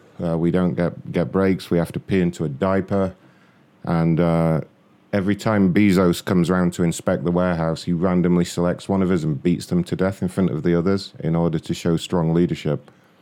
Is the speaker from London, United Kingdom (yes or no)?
yes; London, United Kingdom; London, ma'am.